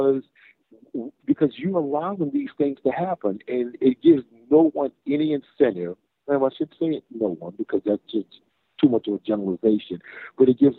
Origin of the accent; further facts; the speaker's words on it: United States; I was born in America and I'm an American